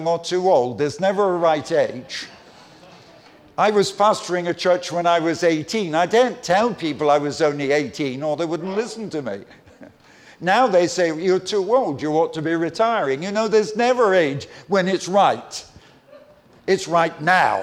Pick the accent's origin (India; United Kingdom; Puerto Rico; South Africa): United Kingdom; Croydon, London; also born or lived in Clapham; I grew up in London. I'm a Londoner. I'm not a Northerner. And I was born in Clapham, grew up in Croydon.